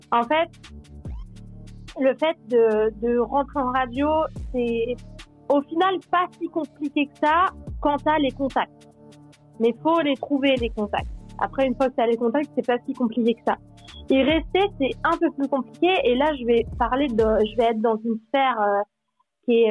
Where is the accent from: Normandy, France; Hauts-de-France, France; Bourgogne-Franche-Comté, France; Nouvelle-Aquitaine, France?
Normandy, France; now in Switzerland; J'ai, euh, je, viens de Normandie de base.